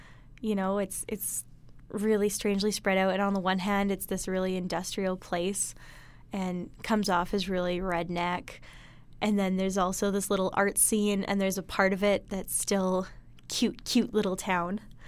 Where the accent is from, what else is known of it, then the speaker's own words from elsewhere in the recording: Hinton, Alberta, Canada; It's funny because every time I mention I'm from Hinton, someone usually says either, oh, yeah, I know Hinton, you have a Dairy Queen, or I know Hinton, you have a KFC